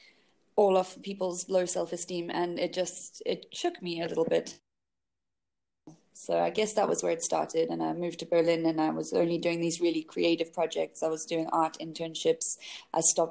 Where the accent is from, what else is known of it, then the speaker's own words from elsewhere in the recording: South Africa; moved away as an adult; also born or lived in England / London; I was born in England and grew up in South Africa and went back to England. I came back to South Africa with a few stops on the way.